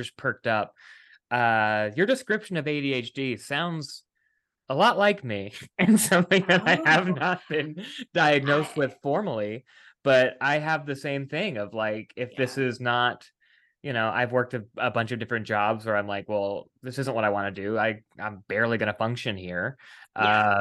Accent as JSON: {"language": "English", "region": "West Virginia", "country": "United States", "said": "I am from West Virginia."}